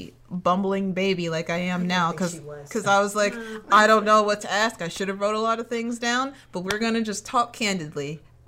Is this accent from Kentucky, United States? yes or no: no; Chicago, Illinois, United States; moved away as an adult; now in Los Angeles, United States; I'm from Chicago originally. Technically not Chicago. I just tell people Chicago because it's easier. Technically from the west suburbs of Chicago. And I wanted to come out here to the land of oranges and sunshine to get into animation.